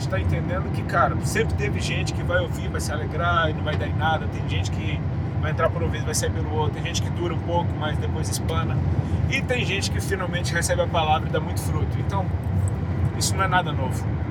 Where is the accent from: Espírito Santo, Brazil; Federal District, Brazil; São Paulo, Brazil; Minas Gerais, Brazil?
Federal District, Brazil; Brasília; moved away as an adult; now in Santa Catarina, Brazil; Eu nasci em Brasília, fui criado lá